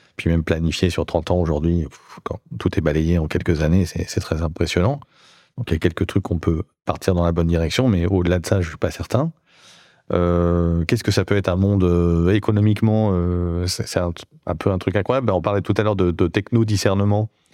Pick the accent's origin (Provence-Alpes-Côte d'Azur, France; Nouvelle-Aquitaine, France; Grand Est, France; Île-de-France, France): Nouvelle-Aquitaine, France; Bordeaux; Je viens de Bordeaux